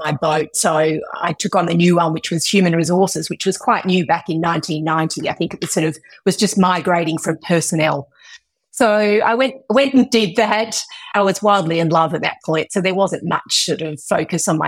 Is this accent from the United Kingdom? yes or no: no; Western Australia, Australia; I was born and bred in Western Australia